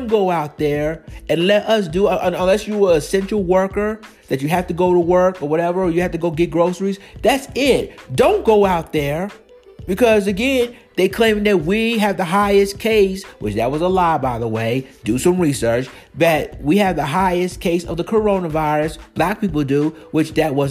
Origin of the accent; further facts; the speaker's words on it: Maryland, United States; moved away; Maryland used to be my home state